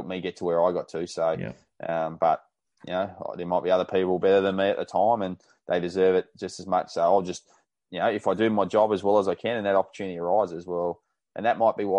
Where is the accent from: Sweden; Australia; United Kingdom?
Australia; Tasmania; moved away as an adult; now in Queensland, Australia; I'm from Tasmania